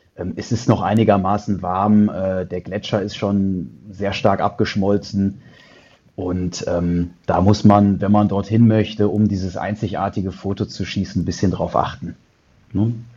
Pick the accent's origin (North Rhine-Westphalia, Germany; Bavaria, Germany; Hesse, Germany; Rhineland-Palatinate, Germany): North Rhine-Westphalia, Germany; Düsseldorf; also born or lived in Canada / China; ich sitze hier in Düsseldorf, in meiner Heimatstadt, dort wo ich geboren bin